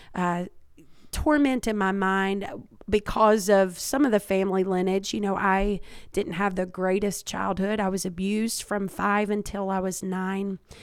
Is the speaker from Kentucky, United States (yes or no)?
yes; Kentucky, United States; I was born and raised in Kentucky.